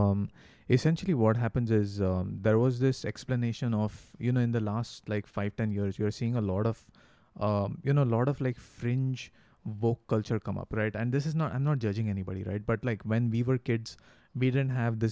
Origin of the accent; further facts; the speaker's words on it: India; Ra and me, we are Indian people, you know, we have a different culture